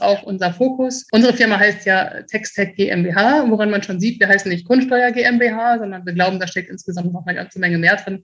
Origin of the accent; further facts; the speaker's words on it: Münster, North Rhine-Westphalia, Germany; now in Frankfurt, Germany; meine Heimat ist Münster und mein Zuhause ist Frankfurt